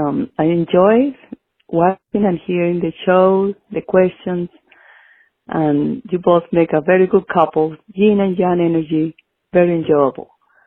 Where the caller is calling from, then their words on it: Hawaii, United States; I'm calling from Hawaii.